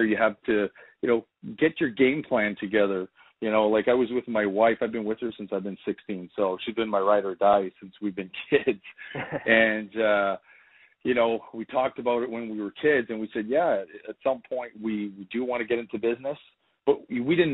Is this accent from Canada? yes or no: yes; Timmins, Ontario, Canada; I come from Ontario, Canada, small little city. Timmins, Ontario, 45,000 our population.